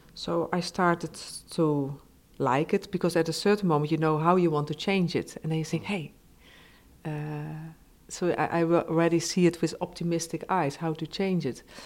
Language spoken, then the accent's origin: English; south of the Netherlands, Netherlands; I'm from the Netherlands, so Germany, it's I, oh, in a way I was born very nearby, and I come from the same area, uh, the south of the Netherlands